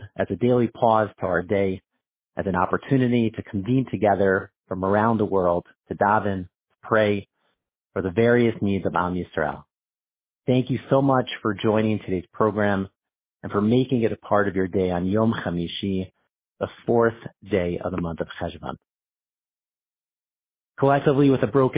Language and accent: English; Suffern, New York, United States; I grew up in Rabbi Wein's shul in Suffern, in the greater Muncie area